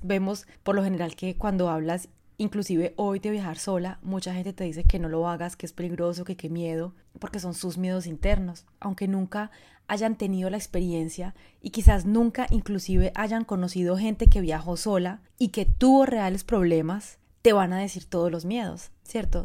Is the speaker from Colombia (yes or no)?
yes; Colombia; moved away as an adult; also born or lived in France; Yo, bueno, soy colombiana, si me conoces, Llevo 23 años viviendo fuera de Colombia, viví, durante 22 años en Francia